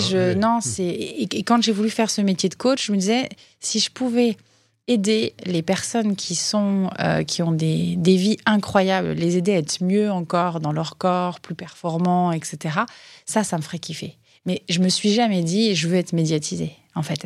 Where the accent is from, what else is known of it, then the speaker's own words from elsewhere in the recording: Hauteville-Lompnes, Auvergne-Rhône-Alpes, France; moved away; also born or lived in Nantua; je suis originaire de l'Ain, donc je suis née à Nantua, hein, les quenelles sauce Nantua, pour ceux qui sont de fins gourmets. Euh, j'ai grandi euh, dans une ville de moyenne montagne qui s'appelle euh, Hauteville-Lompness